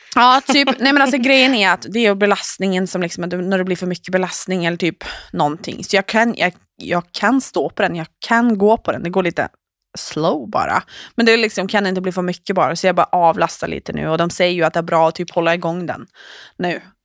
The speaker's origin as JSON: {"language": "Swedish", "country": "Norway", "said": "jag är trots allt norsk"}